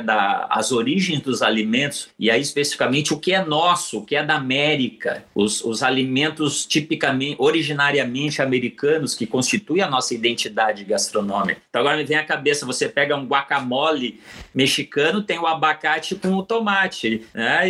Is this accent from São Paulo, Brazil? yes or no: no; Curitiba, Paraná, Brazil; also born or lived in Porto Alegre / Rio Grande; retornei a Curitiba, onde é a cidade que eu me criei, né? Eu sou de Porto Alegre, mas me criei em Curitiba